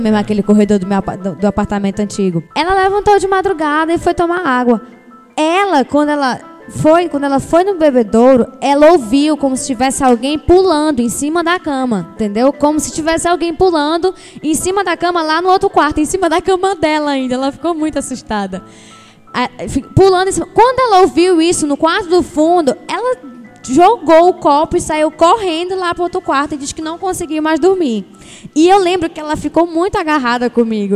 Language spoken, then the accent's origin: Portuguese; Maranhão, Brazil; moved away as an adult; now in Belém, Brazil; eu sou do Maranhão. Eu vim pra Belém Vixe. pra estudar.